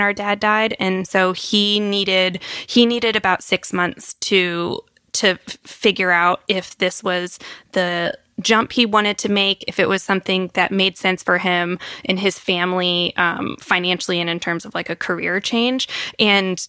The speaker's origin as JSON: {"language": "English", "region": "Virginia", "country": "United States", "also_born_or_lived": "North Carolina", "moved": "as an adult", "said": "I'm from Virginia"}